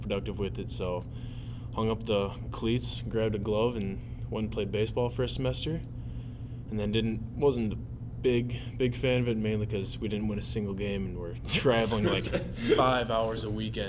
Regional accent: Lakeville, Minnesota, United States; From Lakeville, Minnesota, so just about a half hour south here at UST.

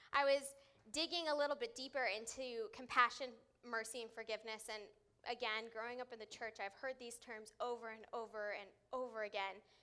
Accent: California, United States; moved away; I grew up in California

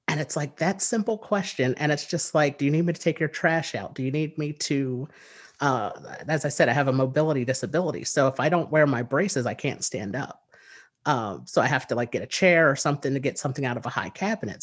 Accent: New Jersey, United States; I am from the United States. I live in New Jersey, and I've lived here all of my life.

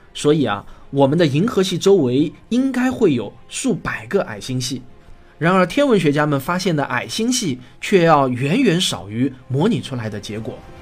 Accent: China; 美国人呼吸的大气与我们中国人呼吸的大气啊，并没有什么本质的不同

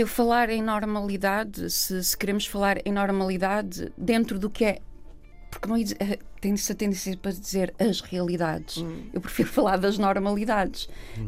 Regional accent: Vila Nova de Gaia, Porto District, Portugal; acabei por nascer no Porto e acabámos por ficar a viver lá. Cresci em Gaia

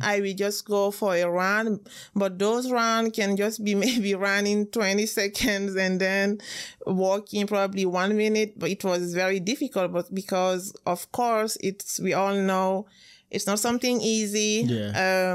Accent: Guinea; English is a second language; moved away as an adult; also born or lived in France; I'm from Guinea

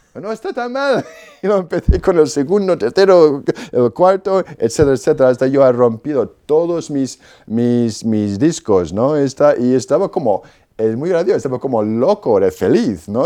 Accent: Perth Amboy, New Jersey, United States; Spanish is a second language; moved away; Yo soy de Estados Unidos, Perth Amboy, New Jersey. Pues mis padres son polacos, ellos se trasladaron a Estados Unidos después de la guerra y yo nací ahí en New Jersey

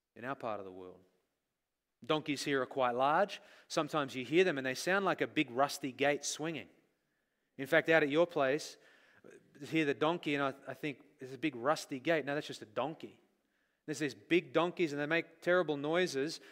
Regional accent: Australia; moved away; we grew up in Australia

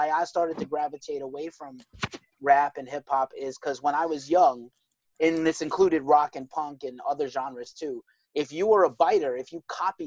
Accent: New York City, New York, United States; I'm from the hood. I'm from projects in the Bronx

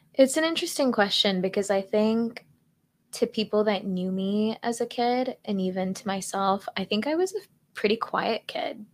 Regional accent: California, United States; moved away as an adult; also born or lived in Texas; I grew up in California

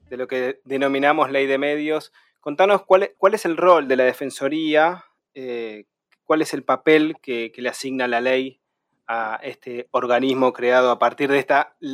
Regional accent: Argentina; yo soy ah, de Argentina también, y también me siento muy privilegiado de poder este, ser uno de los pocos argentinos que puedo hacerle preguntas.

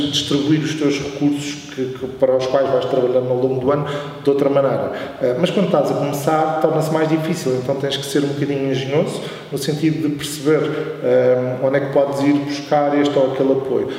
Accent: Oeiras, Lisbon, Portugal; also born or lived in Coimbra; eu sempre morei aqui na linha

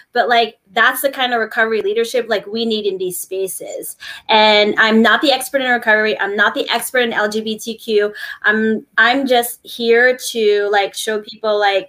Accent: New Jersey, United States; I'm from Jersey

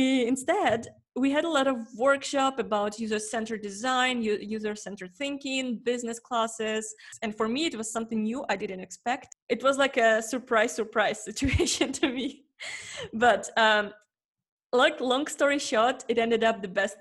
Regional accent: Ukraine; moved away as an adult; I'm also from Ukraine

